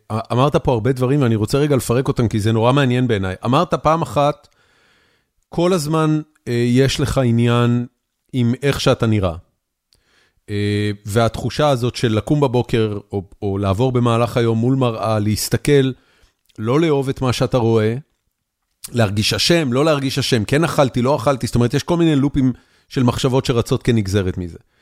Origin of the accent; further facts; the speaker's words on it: Israel; moved away as an adult; now in Texas, United States; כשאני גדלתי בארץ